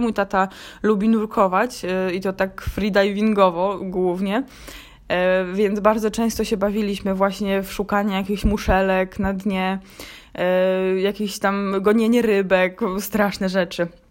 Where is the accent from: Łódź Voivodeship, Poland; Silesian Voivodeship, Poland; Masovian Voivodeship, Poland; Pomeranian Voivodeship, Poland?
Pomeranian Voivodeship, Poland; Gdańsk; also born or lived in Warsaw; z urodzenia też jestem warszawianką, to jak wróciłam do Gdańska